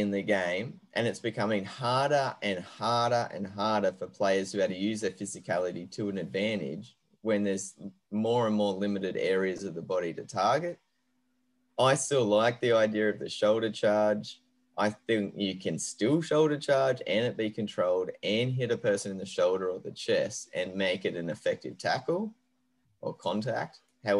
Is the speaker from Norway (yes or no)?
no; Queensland, Australia; now in Sydney, Australia; And as a Queenslander who lives in Sydney, you can imagine how much that pains me to say that.